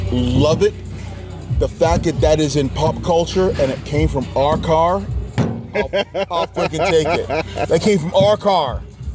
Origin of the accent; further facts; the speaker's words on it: New Jersey, United States; I was born in New Jersey